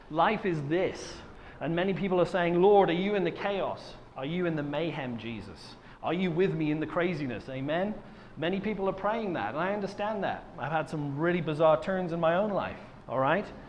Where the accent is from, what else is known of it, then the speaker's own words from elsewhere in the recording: Wales, United Kingdom; I was from Wales